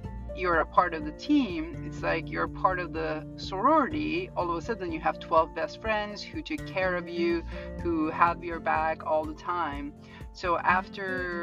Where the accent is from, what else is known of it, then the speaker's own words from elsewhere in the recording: Turkey; moved away as an adult; now in Florida, United States; I came to Florida from Turkey